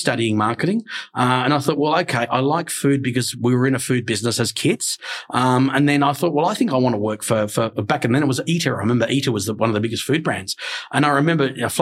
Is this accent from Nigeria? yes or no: no; Australia; when I was a kid, growing up in an Italian family, of course, because we were very Italian. So of course, as a kid, you gravitate towards Australian food